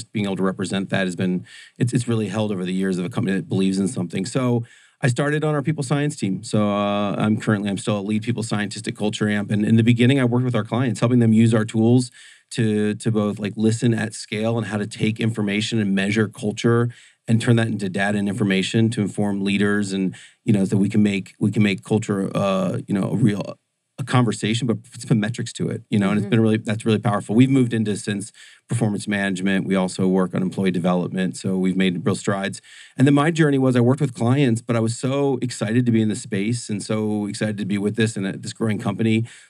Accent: Orlando, Florida, United States; I grew up in Orlando, Florida.

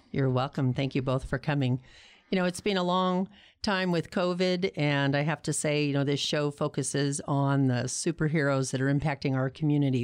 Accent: Pasadena, California, United States; now in Tucson, United States; I grew up in Pasadena, California.

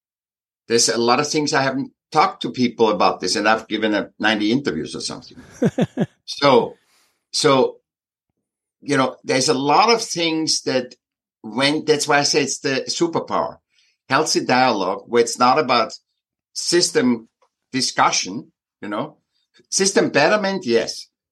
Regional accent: Vienna, Austria; Yeah, I'm from Vienna, from Austria.

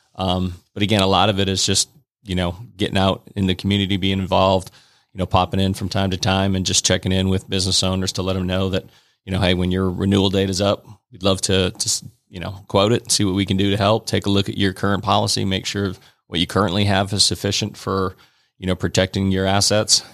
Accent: Fort Kent, Maine, United States; moved away as an adult; I grew up in, in a little town called Fort Kent, Maine

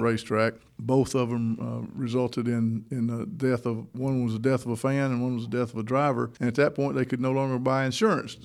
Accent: Toccoa, Georgia, United States; also born or lived in Orlando, Florida / Jackson County, Georgia; I'm a native of Northeast Georgia. I grew up in Toccoa, up in Stevens County.

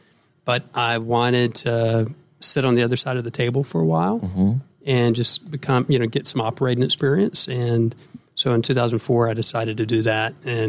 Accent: Atlanta, Georgia, United States; Well, first of all, I'm from Atlanta.

